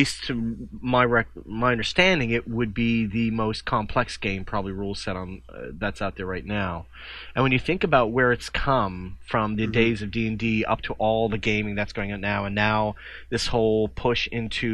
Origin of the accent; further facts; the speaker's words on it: Newfoundland and Labrador, Canada; now in Nova Scotia, Canada; I live in Nova Scotia now. I'm originally from Newfoundland